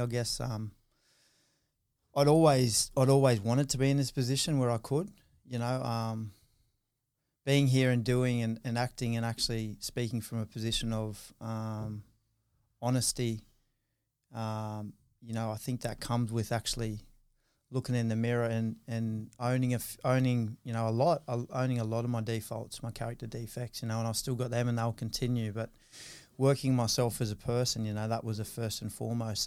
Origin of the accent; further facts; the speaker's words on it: Newcastle, New South Wales, Australia; I grew up in, in Newcastle, um, went to school, Saint Teresa's in New Lambton, Saint Pius in Adams Town, Saint Francis Xavier in Hamilton